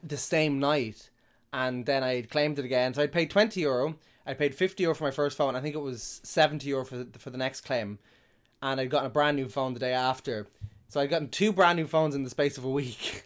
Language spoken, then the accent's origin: English; Drogheda, Leinster, Ireland; also born or lived in Dublin; I'm from Dublin, but I grew up in, in, in Drogheda